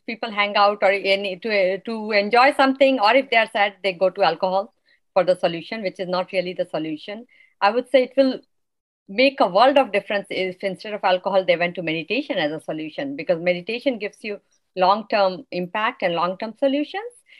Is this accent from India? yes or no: yes; India; now in United States; I'm from India